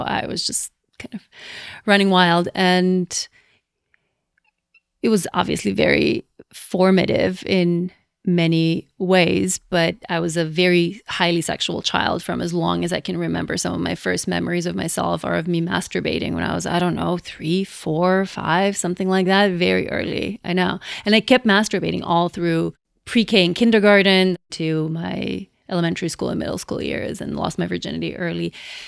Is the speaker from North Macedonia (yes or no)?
yes; Skopje, North Macedonia; moved away as an adult; now in United States; I was born and raised in Macedonia, which is a small country in Southeast Europe that used to be part of Yugoslavia. And I lived there until I was 24. So I moved here for my PhD